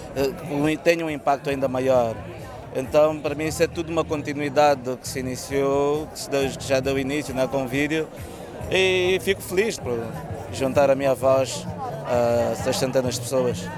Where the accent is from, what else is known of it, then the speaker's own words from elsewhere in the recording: Angola; moved away as an adult; now in Portugal; Eu também sou angolano, saí de Angola há três anos, estou aqui em Portugal